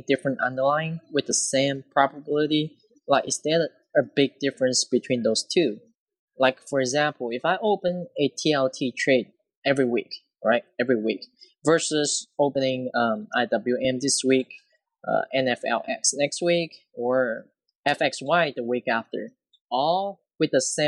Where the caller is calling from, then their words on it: Louisiana, United States; Hello, Kirk. … I'm from Louisiana.